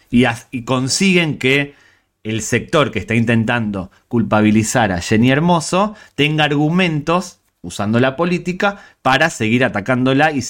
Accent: Spain; Soy español, somos españoles

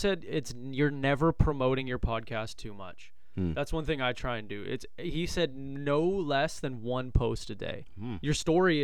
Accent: Thunder Bay, Ontario, Canada; moved away; I'm from Thunder Bay originally

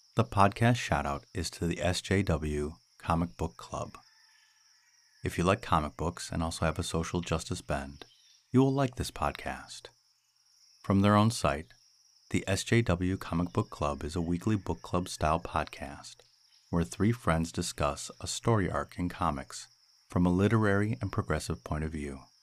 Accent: United States; as an American

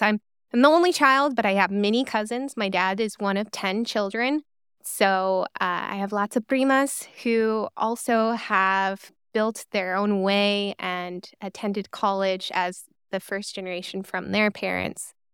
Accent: Reno, Nevada, United States; moved away as an adult; also born or lived in Corvallis, Oregon / Cincinnati, Ohio / Los Angeles, California; I was born and raised in Reno, Nevada

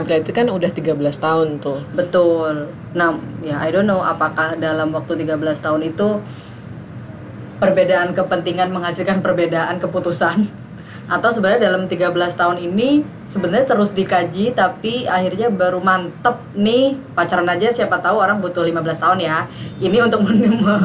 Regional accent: Jakarta, Indonesia; kita orang Jakarta

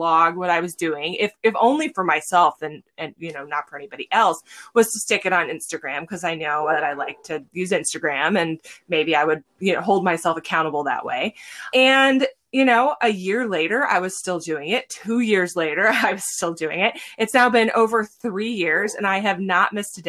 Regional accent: Santa Cruz, California, United States; moved away as an adult; now in Alaska, United States; I'm from Central California, Central Coast, Santa Cruz, California

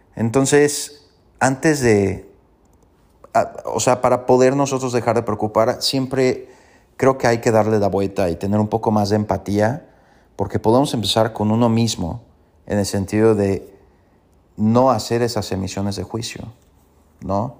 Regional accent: Mexico; Como buenos mexicanos y latinos

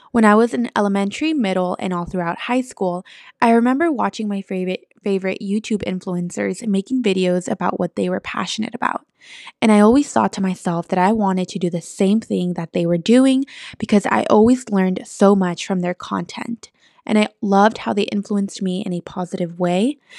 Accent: San Francisco, California, United States; also born or lived in East Bay, California; I am from San Francisco, California, but I live in the East Bay

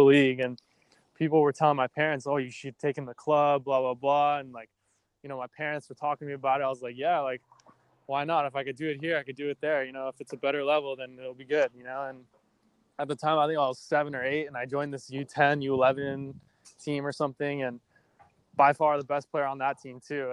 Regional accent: Los Angeles, California, United States; I grew up in Los Angeles, California.

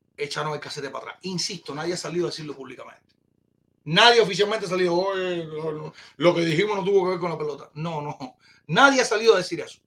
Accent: Cuba

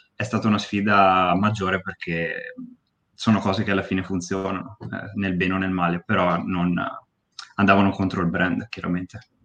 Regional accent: Bassano del Grappa, Veneto, Italy; now in Pove del Grappa, Italy; A 5 minuti da Bassano, a Pove. Però sono nato a Bassano

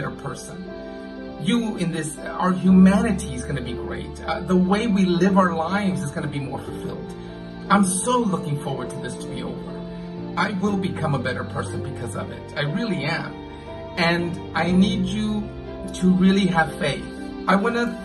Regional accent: San Antonio, Texas, United States; now in Belgium; my hometown in San Antonio, Texas

